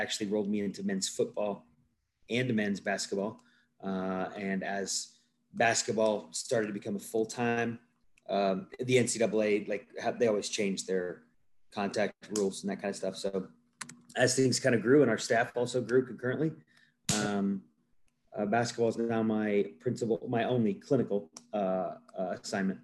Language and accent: English; Northwest Ohio, United States; moved away as an adult; also born or lived in Upland, Indiana; I am originally from Northwest Ohio. I grew up in a small, little country town.